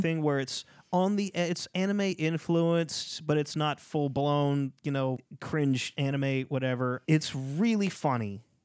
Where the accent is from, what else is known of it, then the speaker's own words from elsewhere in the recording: Louisiana, United States; I'm from Louisiana.